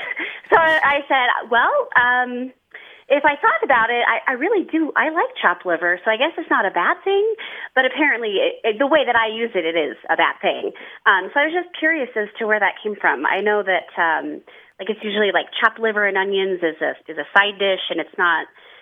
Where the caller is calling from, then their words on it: Reno, Nevada, United States; I'm calling from Reno, Nevada.